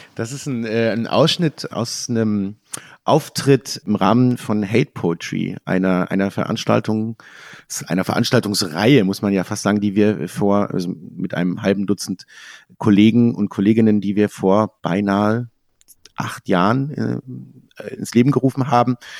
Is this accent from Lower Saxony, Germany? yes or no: yes; a small village in Lower Saxony, Germany; born or raised there